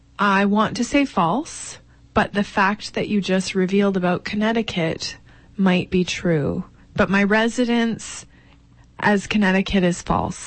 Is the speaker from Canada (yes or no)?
yes; Grimsby, Ontario, Canada; also born or lived in Toronto; I'm originally from Ontario, Canada. I grew up in a town called Grimsby, but spent most of my adult human life, as opposed to adult cat life, in Toronto.